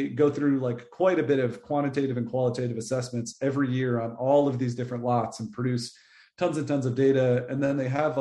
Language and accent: English; New England, United States; now in North Carolina, United States; I grew up in New England